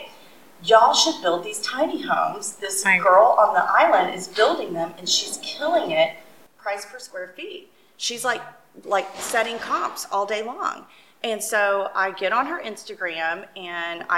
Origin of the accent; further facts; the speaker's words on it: Houston, Texas, United States; I'm a native Houstonian. I grew up in Bel Air